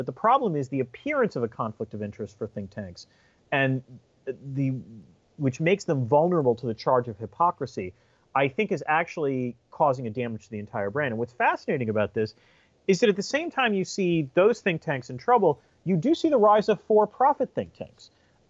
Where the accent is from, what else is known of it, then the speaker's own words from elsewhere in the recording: Syracuse, New York, United States; born there; also born or lived in 7 or 8 different places; I was born in Syracuse, New York, but by the time I was 10 years old, we had lived in 7 or 8 different places.